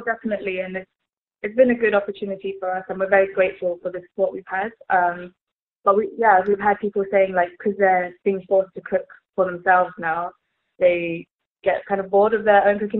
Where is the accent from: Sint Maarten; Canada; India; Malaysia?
Malaysia; moved away as an adult; now in United Kingdom; we grew up in Malaysia together. Uh, came over to the UK hmm. yeah. years ago.